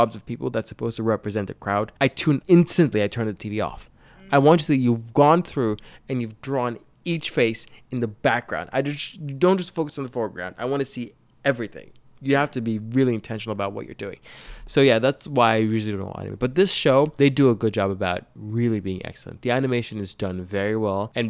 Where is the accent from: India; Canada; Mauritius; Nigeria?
Nigeria; I was born and raised in Africa, in Nigeria specifically.